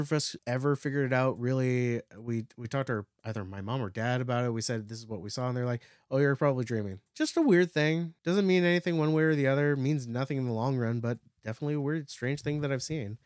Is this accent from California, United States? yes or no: yes; near San Francisco, California, United States; also born or lived in Napa Valley; We grew up near San Francisco.